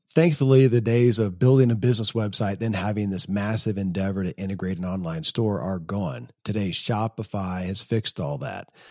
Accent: Kentucky, United States; born or raised there

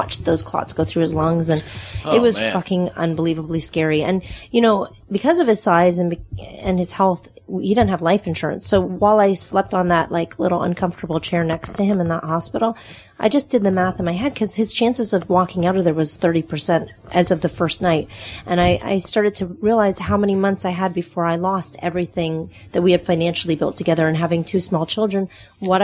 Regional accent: Texas, United States; accent: Texas Canadian; also born or lived in Canada; now in Nashville, United States; I was born in Canada and raised in Texas

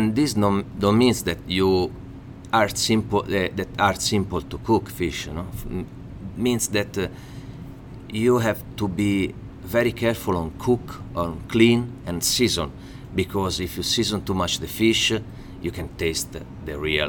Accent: Pisa, Tuscany, Italy; English is a second language; moved away as an adult; now in Fort Worth, United States; I'm from Pisa

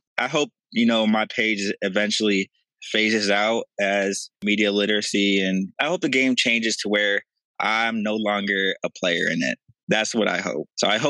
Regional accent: Akron, Ohio, United States; I'm from Akron

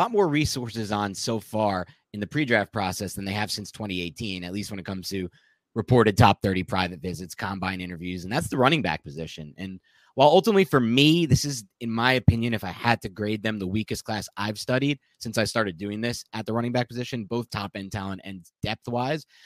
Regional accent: New Jersey, United States; not just because we're from Jersey over here.

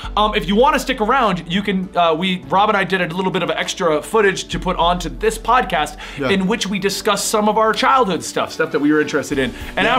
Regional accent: Canada; I'm French Canadian.

